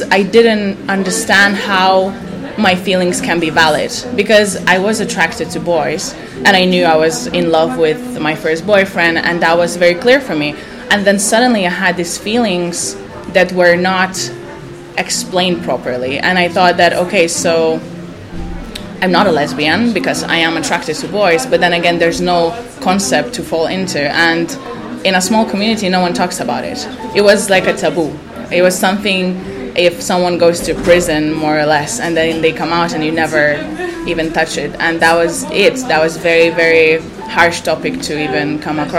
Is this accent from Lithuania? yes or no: yes; Lithuania; moved away as an adult; I'm coming from Lithuania. I grew up in a very small village around 50 kilometers from the capital